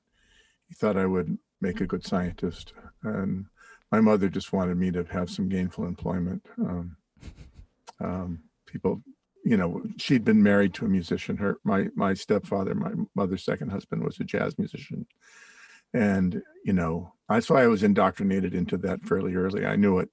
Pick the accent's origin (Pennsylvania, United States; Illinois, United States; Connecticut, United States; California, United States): California, United States; Berkeley; also born or lived in New Mexico / Bolinas, California; now in New York, United States; Pretty much in Berkeley, and then for a few years in Bolinas, which is West Marin County.